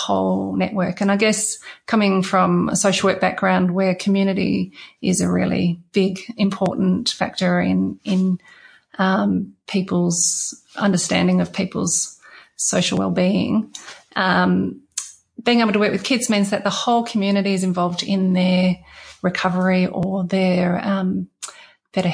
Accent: Perth, Western Australia, Australia; also born or lived in Porongurups; growing up in Perth's just brilliant

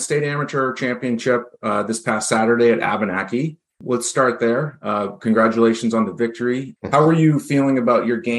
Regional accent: New Hampshire, United States; the top amateur golfers in my home state.

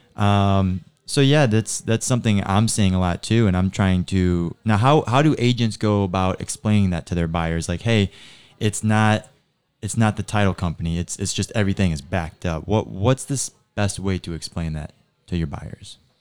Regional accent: Naples, Florida, United States; I grew up here in Naples

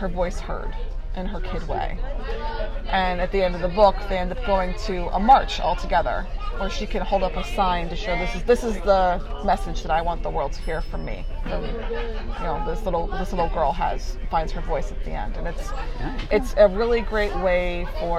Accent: Cleveland, Ohio, United States; now in Havertown, United States; my hometown

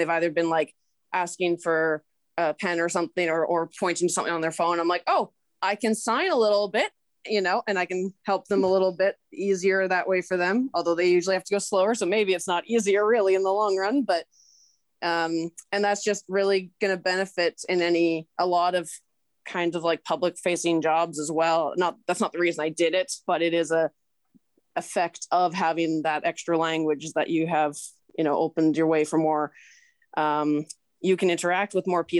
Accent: British Columbia, Canada; born or raised there; first language English

